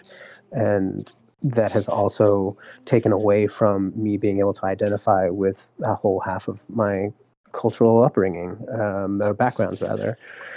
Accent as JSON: {"language": "English", "region": "California", "country": "United States", "tie": "born or raised there", "said": "I was born and raised here in California."}